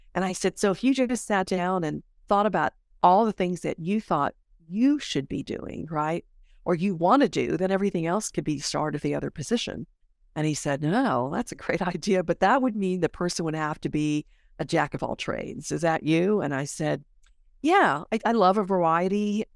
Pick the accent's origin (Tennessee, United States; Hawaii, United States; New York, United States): Hawaii, United States; Honolulu; moved away; every time I go back home 'cause I'm from Honolulu